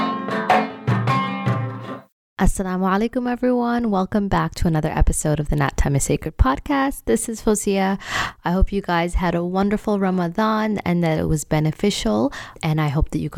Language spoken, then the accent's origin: English; Canada; I grew up in Canada